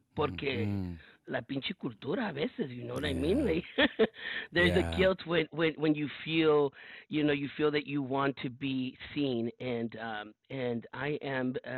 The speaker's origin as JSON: {"language": "English", "town": "Los Angeles", "region": "California", "country": "United States", "tie": "born or raised there", "said": "I was born and raised in South Central Los Angeles, first generation in a community of brown and black folks"}